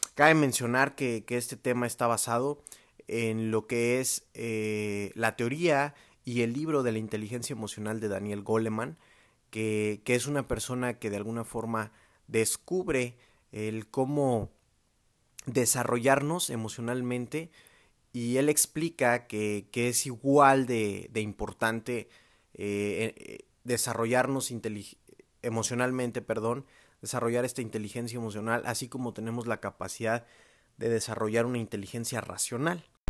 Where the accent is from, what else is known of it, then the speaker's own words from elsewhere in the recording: Mexico; los que somos mexicanos